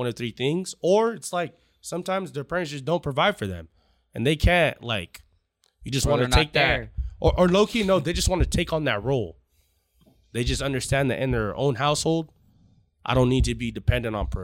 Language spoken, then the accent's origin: English; Anaheim, California, United States; I'm Kenyan, but I was born and raised in Anaheim